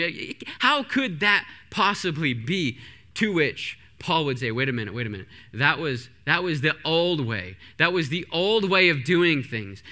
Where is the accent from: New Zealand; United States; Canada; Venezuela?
Canada; I grew up in Canada.